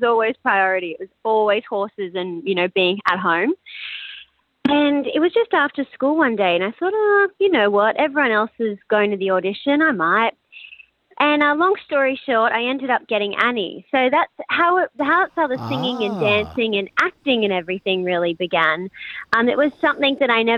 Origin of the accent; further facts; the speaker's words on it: Gold Coast, Queensland, Australia; I grew up in Pimpamar on the Gold Coast on a farm